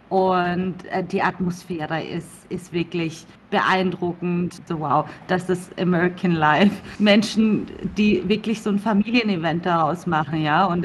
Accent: Coburg, Bavaria, Germany; now in United States; Ich komme aus Coburg. Mhm. Also ich bin eine kleine Fränkin.

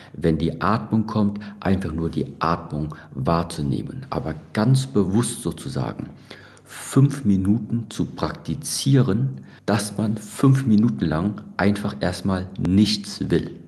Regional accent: Germany; bin ich ganz normal in Deutschland aufgewachsen und äh, bin da ja auch zur Schule gegangen

